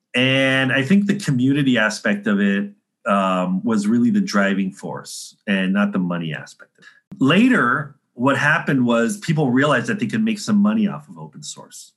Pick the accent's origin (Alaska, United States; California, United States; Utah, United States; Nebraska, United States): California, United States; San Diego; also born or lived in Chicago / New York City; now in Florida, United States; I'm from San Diego originally.